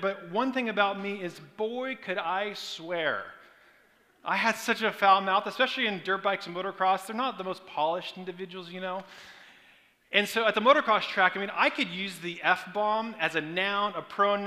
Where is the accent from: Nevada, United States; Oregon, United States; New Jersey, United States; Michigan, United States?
Oregon, United States; Portland; now in California, United States; I grew up in Portland, Oregon, on a 26-acre farm